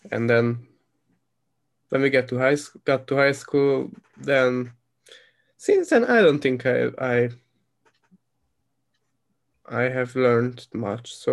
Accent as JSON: {"language": "English", "country": "Hungary", "tie": "born or raised there", "second_language": "English"}